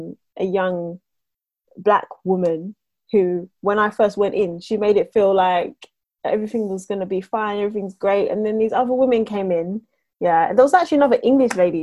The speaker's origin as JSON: {"language": "English", "country": "Jamaica", "lives_now": "United Kingdom", "said": "I'm Jamaican"}